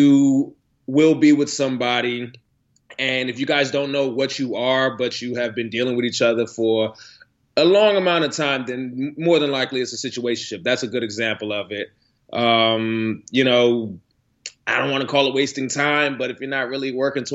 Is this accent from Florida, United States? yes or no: no; Maryland, United States; moved away as an adult; now in New York, United States; I moved to New York from Maryland about 5 years ago.